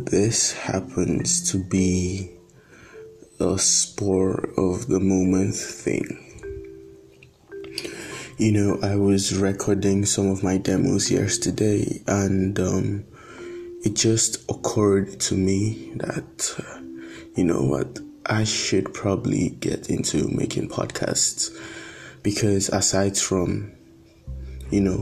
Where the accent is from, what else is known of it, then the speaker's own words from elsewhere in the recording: Nigeria; I'm predominantly Nigerian